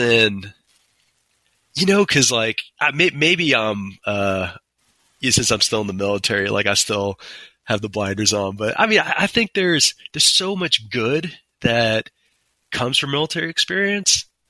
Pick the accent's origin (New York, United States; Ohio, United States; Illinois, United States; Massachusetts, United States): New York, United States; New York City; I grew up in Queens, New York.